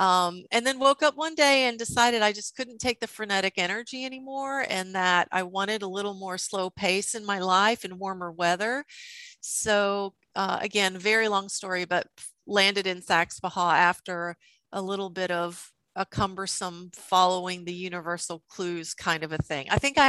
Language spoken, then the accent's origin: English; Columbia, South Carolina, United States; also born or lived in Kansas; Well, I consider Columbia, South Carolina, my home. I was an Army brat, so I landed there in second grade, born in Kansas.